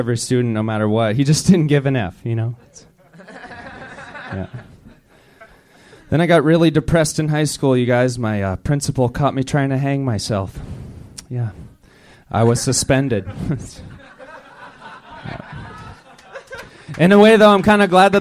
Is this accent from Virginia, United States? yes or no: no; Burlington, Vermont, United States; I'm from Burlington, Vermont